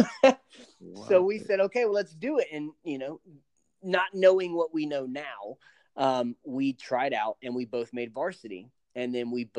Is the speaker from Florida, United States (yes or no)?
yes; Panama City, Florida, United States; I'm from Panama City, Florida